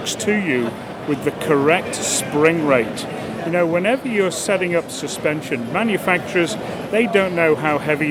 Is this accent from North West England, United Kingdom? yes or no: yes; Liverpool, North West England, United Kingdom; now in Bedford, United States; I'm originally from Liverpool in the UK.